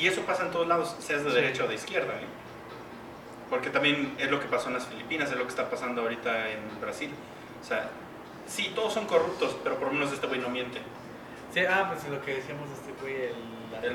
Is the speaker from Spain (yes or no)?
no; Mexico; para nosotros como mexicanos